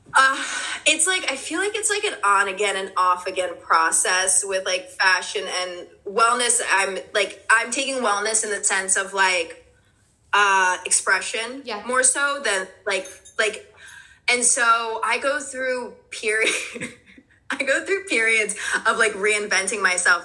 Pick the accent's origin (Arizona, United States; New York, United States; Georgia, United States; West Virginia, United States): New York, United States; New York City; also born or lived in New Jersey; now in New York, United States; I was born in Greenpoint, Brooklyn. My parents are Polish, so I was born in Greenpoint, Brooklyn, and then I moved to New Jersey. But I'm back in New York